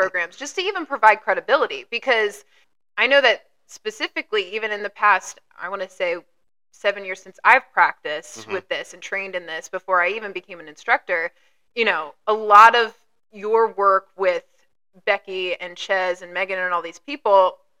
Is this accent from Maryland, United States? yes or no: yes; Baltimore, Maryland, United States; moved away; Or like a box cutter happened down in Baltimore, at my hometown.